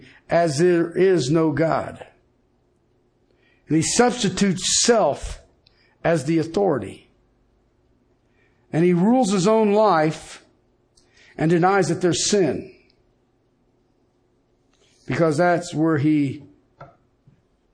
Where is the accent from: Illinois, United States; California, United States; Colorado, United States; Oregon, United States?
Colorado, United States; I'm from Colorado